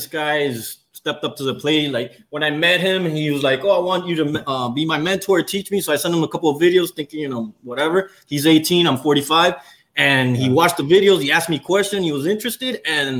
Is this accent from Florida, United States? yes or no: yes; Miami, Florida, United States; now in Atlanta, United States; He's a local. I've been here 9 years. I'm originally from Miami. My number's still 305.